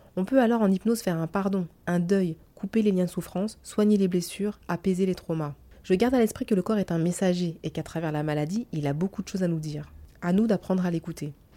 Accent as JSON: {"language": "French", "country": "France", "said": "nous les Frenchies"}